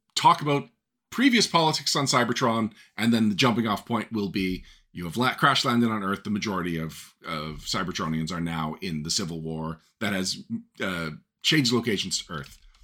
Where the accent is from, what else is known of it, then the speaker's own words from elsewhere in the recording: Montreal, Quebec, Canada; in Montreal specifically, which is where I am from